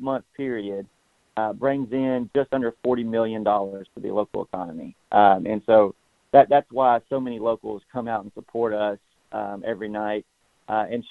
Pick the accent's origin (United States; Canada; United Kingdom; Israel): United States; Shelbyville, Tennessee; I grew up here in Shelbyville, so my entire, you know, life has been here